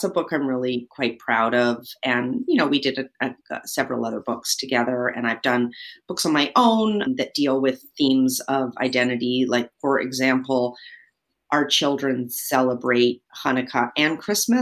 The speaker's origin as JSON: {"language": "English", "town": "Vancouver", "region": "British Columbia", "country": "Canada", "tie": "born or raised there", "moved": "as an adult", "lives_now": "New York, United States", "said": "I'm originally from Vancouver, Canada, and I moved to New York 30 years ago to go to art school"}